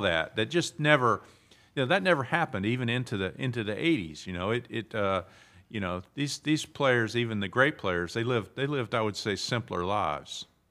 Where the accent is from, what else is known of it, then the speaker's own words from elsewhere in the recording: Southern Pines, North Carolina, United States; moved away as an adult; also born or lived in Pinehurst / New York; I was born in the hospital in Pinehurst, which was then, uh, called Mor-, Memorial Hospital, and I grew up in Southern Pines